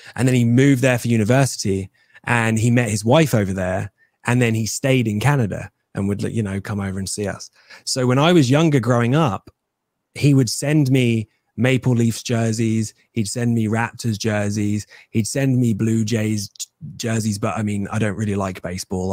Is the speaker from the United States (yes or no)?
no; England, United Kingdom; your boy will be wrestling as an Englishman